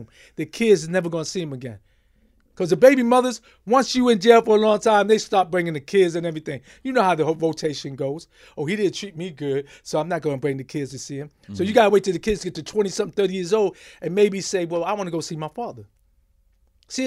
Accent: New York City, New York, United States; I grew up in the Bronx, the South Bronx. I grew up in Hunts Point

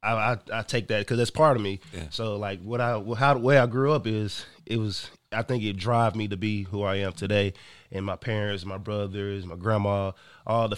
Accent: Gainesville, Georgia, United States; I grew up in Gainesville, Georgia.

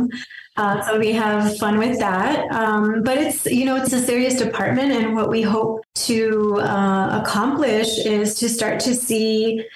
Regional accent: Berino, New Mexico, United States; also born or lived in Las Cruces, New Mexico; I'm from Birino, okay. New Mexico

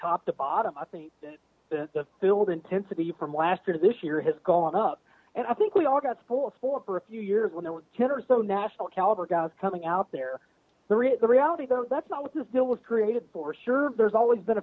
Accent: Mid-South, United States; I grew up on the Bullring here in the Mid-South

